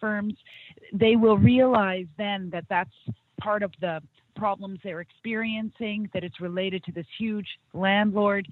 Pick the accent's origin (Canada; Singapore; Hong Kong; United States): Canada; I'm Canadian